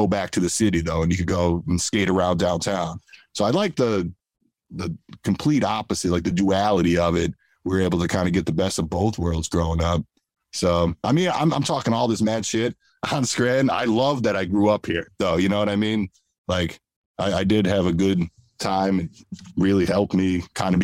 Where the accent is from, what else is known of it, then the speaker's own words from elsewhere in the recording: Scranton, Pennsylvania, United States; also born or lived in Philadelphia; I'm originally from Scranton. I moved to Philly. I was 18. And, you know, so I grew up around here.